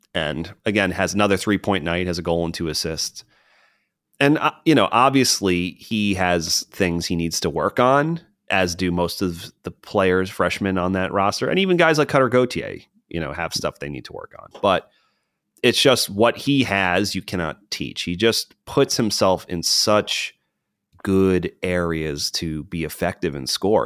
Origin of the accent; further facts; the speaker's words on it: United States; especially as an American